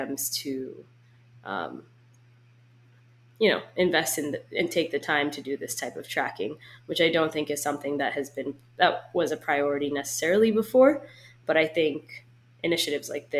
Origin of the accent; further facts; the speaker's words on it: United States; as an American perspective